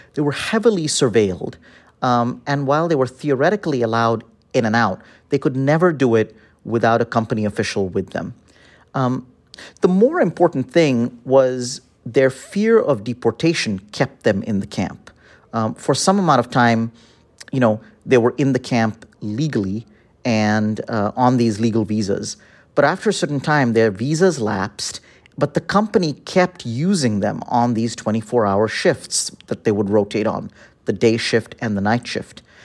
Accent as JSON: {"language": "English", "region": "Delhi", "country": "India", "also_born_or_lived": "Chicago, United States", "moved": "as an adult", "lives_now": "United States", "said": "I'm from Delhi, and I came to study at the University of Chicago"}